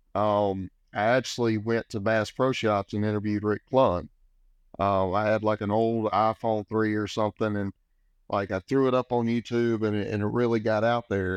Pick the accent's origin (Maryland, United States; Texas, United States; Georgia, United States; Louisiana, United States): Texas, United States; Sam Rayburn Reservoir; I grew up on Lake Sound Raven, uh, you know, huge fishing destination